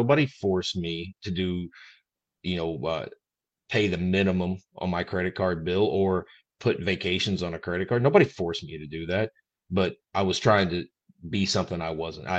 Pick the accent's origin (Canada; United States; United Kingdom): United Kingdom; Scotland; so anybody that knew me prior to this, being a Scot, knew my ex-wife.